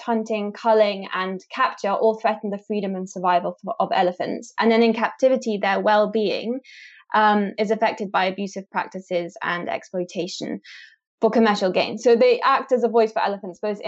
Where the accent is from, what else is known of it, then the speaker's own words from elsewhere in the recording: Kenya; I was born and raised in Kenya, where my parents studied and continue to study elephant communication and behavior.